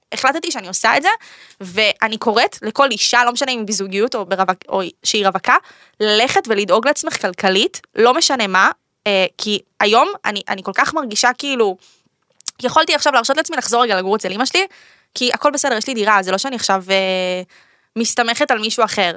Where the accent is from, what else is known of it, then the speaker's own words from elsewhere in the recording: Netanya, Central District, Israel; בתור ילדה באמת, אה, אה, נכנסתי לזה, כאילו, נסעתי באוטובוס מנתניה